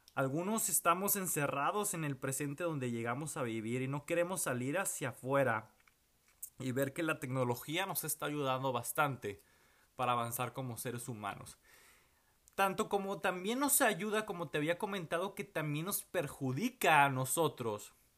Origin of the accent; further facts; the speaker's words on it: Monterrey, Nuevo León, Mexico; moved away as an adult; now in Houston, United States; no sé cuánto tiempo voy a estar fuera de la ciudad de Monterrey